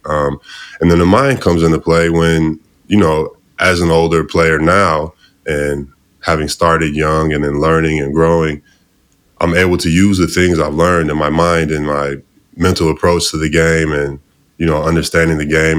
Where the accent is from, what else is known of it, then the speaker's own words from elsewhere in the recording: outside Chicago, Illinois, United States; I'm outside from Chicago. Uh, grew up out there, still live there now with my family